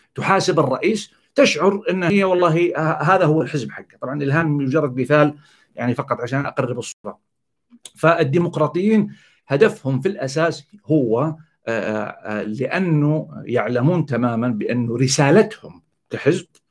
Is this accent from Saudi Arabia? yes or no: yes; Saudi Arabia; عندنا في السعوديه